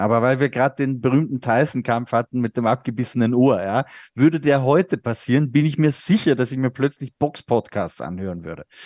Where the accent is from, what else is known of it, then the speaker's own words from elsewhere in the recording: Austria; der Österreich Grand Prix in meiner Heimat